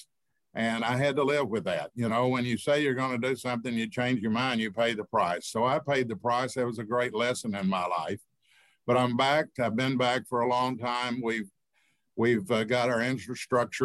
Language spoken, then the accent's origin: English; Grapevine, Texas, United States; I grew up here. My father was mayor when they built the lake. I grew up on Main Street